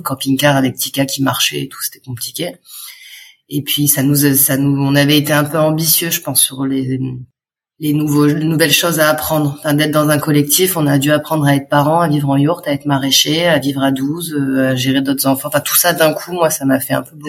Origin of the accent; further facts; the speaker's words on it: France; moved away as an adult; also born or lived in Dax; Nous, on est de Montpellier, et de Nice